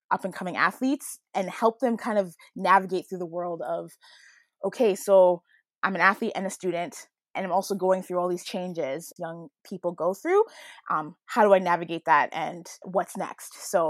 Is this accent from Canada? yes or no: no; Jamaica; so culturally, being Jamaican, uh, there's a big culture of around sport